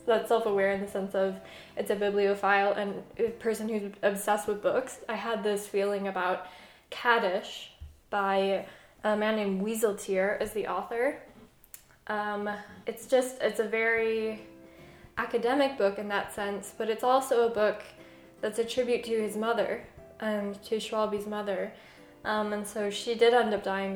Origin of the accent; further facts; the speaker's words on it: Southwest, United States; growing up in the Southwest